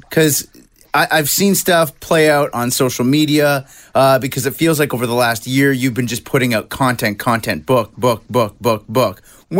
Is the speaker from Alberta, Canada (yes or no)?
yes; Edmonton, Alberta, Canada; I'm from Edmonton